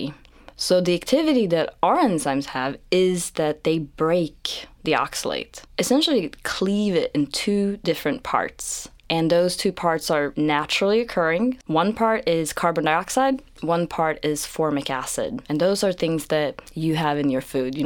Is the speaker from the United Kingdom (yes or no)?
no; Sweden; moved away as an adult; also born or lived in Gothenburg, Sweden; now in United States; I actually was born and raised in Sweden. I grew up in a small town, but I spent most of my life in Gothenburg